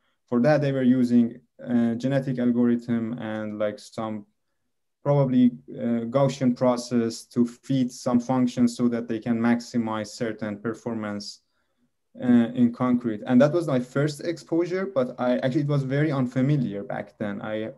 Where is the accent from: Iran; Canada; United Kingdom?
Iran; Tehran, Tehran Province; moved away; I'm originally from Iran, and I was born in the capital city in Tehran, and I was all my life studying there, living there.